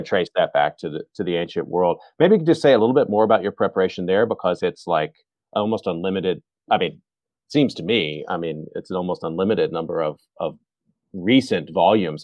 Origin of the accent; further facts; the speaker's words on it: Texas, United States; born and raised in Texas.